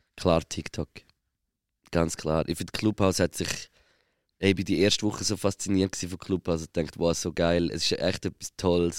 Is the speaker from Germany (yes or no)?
no; Switzerland; als Schweizer Musiker